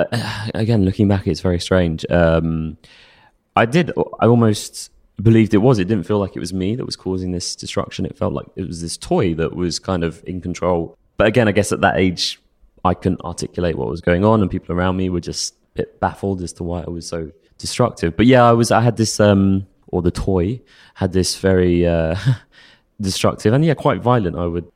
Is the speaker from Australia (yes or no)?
no; Stanmore, London, United Kingdom; Yeah, I grew up in Stanmore, grew up mum, dad, older brother.